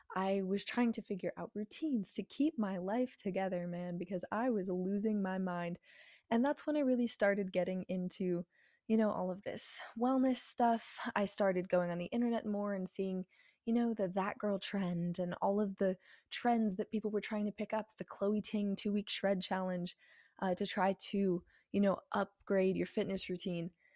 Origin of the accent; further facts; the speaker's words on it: New Mexico, United States; moved away as an adult; now in Texas, United States; I go to school in Texas, and I am originally from New Mexico